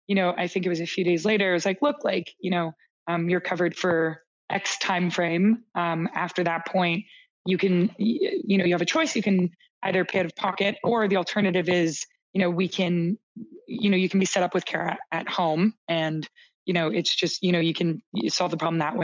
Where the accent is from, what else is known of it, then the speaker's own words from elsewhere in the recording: Canada; also born or lived in Toronto, Canada / Boston, United States; as a Canadian